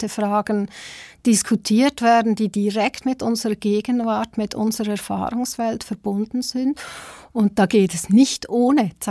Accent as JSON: {"language": "German", "country": "Switzerland", "tie": "born or raised there", "also_born_or_lived": "South Africa", "said": "Ich bin zwar selber auch in Südafrika geboren, ähm, aber noch ganz klein in die Schweiz gezogen, total schweizerisch sozialisiert."}